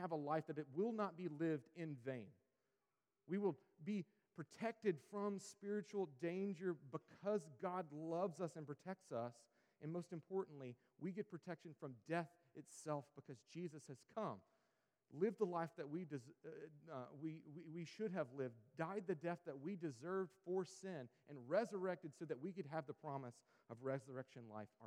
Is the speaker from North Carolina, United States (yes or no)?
yes; Sampson County, North Carolina, United States; where I grew up out in Sampson County